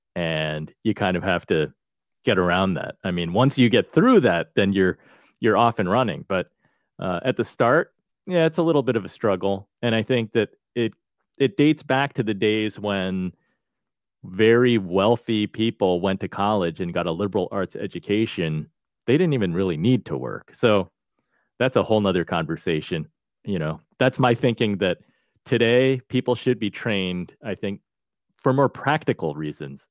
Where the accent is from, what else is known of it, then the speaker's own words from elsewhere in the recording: Chatham, New Jersey, United States; also born or lived in New York / Boston; I grew up in the town of Chatham, New Jersey.